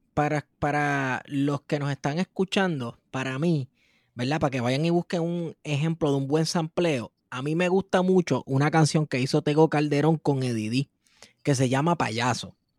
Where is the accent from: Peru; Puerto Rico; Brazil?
Puerto Rico